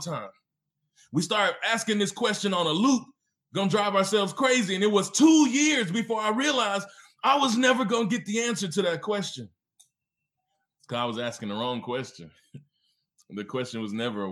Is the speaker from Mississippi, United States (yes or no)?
yes; Mississippi, United States; also born or lived in Memphis, Tennessee; now in Oklahoma City, United States; I was born in Memphis, Tennessee, which is it's in the South. And I was raised in Mississippi, also in the South.